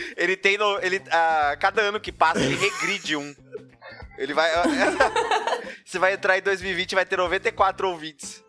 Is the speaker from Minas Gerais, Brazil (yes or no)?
no; Ribeirão Preto, São Paulo, Brazil; falando também diretamente de Ribeirão Preto